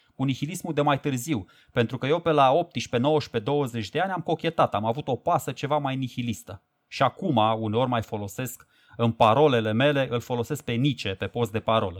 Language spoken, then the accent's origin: Romanian; Romania; pentru noi românii